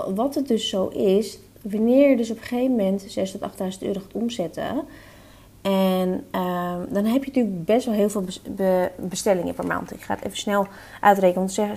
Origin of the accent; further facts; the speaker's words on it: Netherlands; wij zijn Nederlanders, wij zijn nuchtere Nederlanders